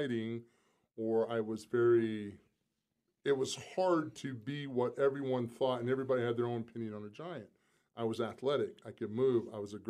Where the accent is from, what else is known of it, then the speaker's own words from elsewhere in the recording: South Carolina, United States; moved away; I'm still from South Carolina. I mean, I'm a small-town kid